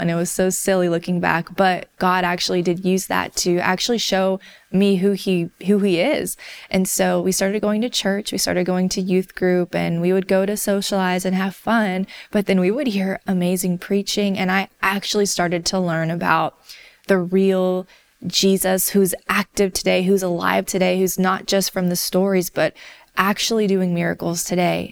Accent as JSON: {"language": "English", "region": "the South", "country": "United States", "tie": "born or raised there", "said": "I grew up in the South in a community that was not very diverse"}